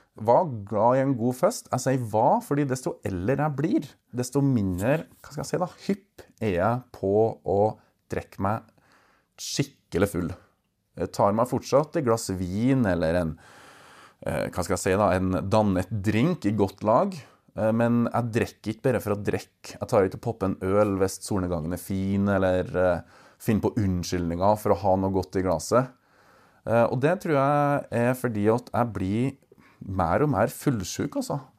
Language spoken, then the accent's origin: Norwegian; Verdal, Trøndelag, Norway; jeg er jo fra Verdalen. Jeg kommer fra bygda